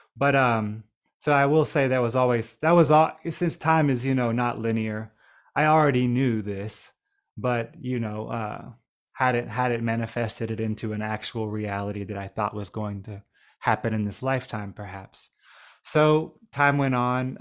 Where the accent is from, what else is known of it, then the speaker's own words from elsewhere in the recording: Nashville, Tennessee, United States; also born or lived in Trelawny Parish, Jamaica; growing up near Nashville, Tennessee, right outside of downtown